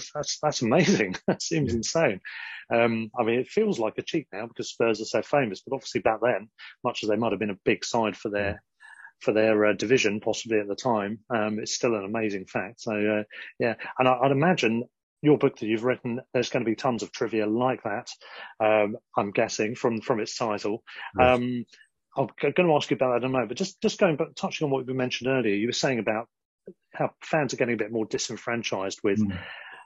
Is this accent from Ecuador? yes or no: no; Worthing, South East England, United Kingdom; moved away; I'm from Worthing.